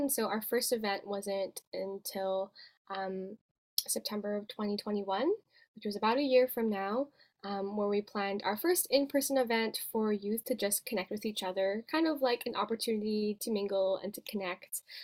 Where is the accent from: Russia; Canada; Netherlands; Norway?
Canada; Vancouver, British Columbia; born or raised there